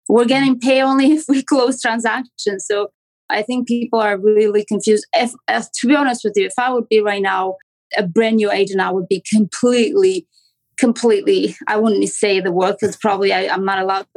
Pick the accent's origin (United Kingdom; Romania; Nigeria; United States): Romania; accent: Romanian; English is a second language; moved away as an adult; now in Toronto, Canada; I'm from Canada in Toronto. But as you can probably hear, I have a strong accent that comes from Romania. I'm an immigrant.